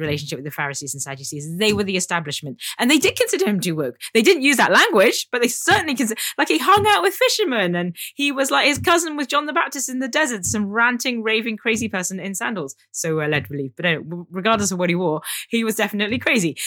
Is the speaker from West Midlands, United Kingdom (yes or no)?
no; London, United Kingdom; I grew up in Chinese church in London